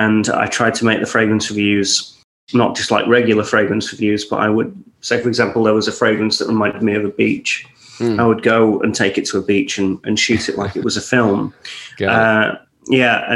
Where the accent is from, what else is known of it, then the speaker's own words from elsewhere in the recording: Scottish countryside, Scotland, United Kingdom; also born or lived in Warrington; I grew up in the Scottish countryside